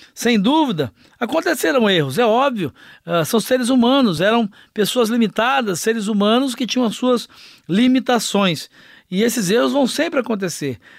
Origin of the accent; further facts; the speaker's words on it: Brazil; como brasileiros, como latino-americanos